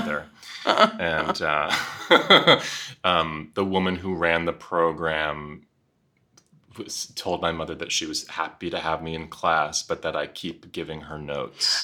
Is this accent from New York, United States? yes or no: yes; Nyack, Rockland County, New York City, United States; I was born at St. Vincent's Hospital in the West Village. Um, my mother is a modern dancer, performance artist mm. who had found a loft on Bleecker Street in the 70s and held on to it forever. So that's where I lived in my early years. And then um, lived in Rockland County, half an hour north in a little town called Nyack